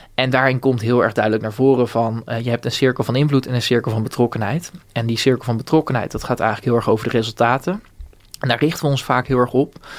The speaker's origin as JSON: {"language": "Dutch", "town": "Bunnik", "region": "Utrecht", "country": "Netherlands", "also_born_or_lived": "Rotterdam", "moved": "as an adult", "said": "ik kom uit Bunnik, dat is vlakbij Renau in de Kromme Rijn."}